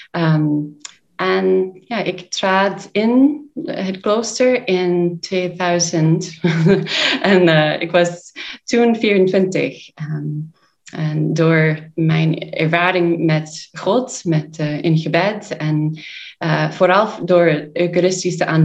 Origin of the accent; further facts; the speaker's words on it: United States; Dutch is a second language; now in Sittard, Netherlands; Wij komen uit Amerika. Ehm, twee van ons die nu hier zitten, zijn eh, van, van de oorspronkelijke groep in 2014. Dus wij zijn eh, al acht jaar in, in, eh, in Sittard, in Nederland.